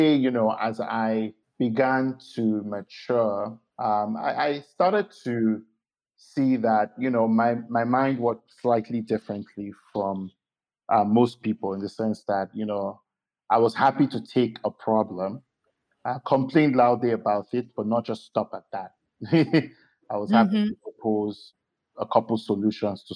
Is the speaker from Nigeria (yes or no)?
yes; Lagos, Nigeria; also born or lived in Kwara; I was born here in Lagos, not very far from where I'm seated right now in Yaba